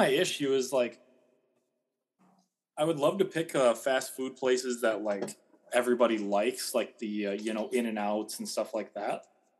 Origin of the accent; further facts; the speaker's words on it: Midwest, United States; as a Midwesterner also